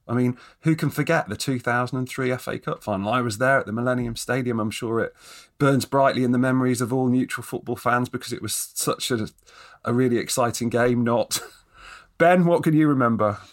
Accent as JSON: {"language": "English", "town": "Nottingham", "region": "East Midlands", "country": "United Kingdom", "tie": "born or raised there", "also_born_or_lived": "Derby", "moved": "yes", "lives_now": "Scotland, United Kingdom", "said": "I was born in Derby, brought up in Nottingham"}